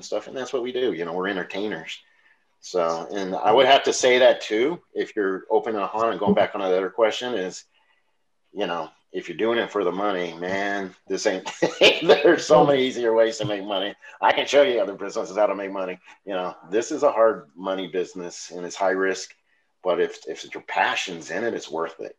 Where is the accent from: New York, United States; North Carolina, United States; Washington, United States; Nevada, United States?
Nevada, United States; Las Vegas; moved away as an adult; also born or lived in Denver; now in Tennessee, United States; I'm from Vegas